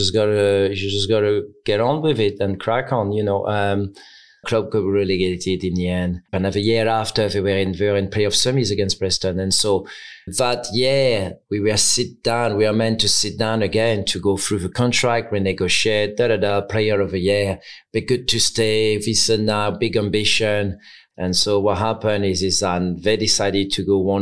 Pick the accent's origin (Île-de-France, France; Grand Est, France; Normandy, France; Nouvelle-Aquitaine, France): Normandy, France; Caen; English is a second language; moved away as an adult; now in England; my club was my hometown, Caen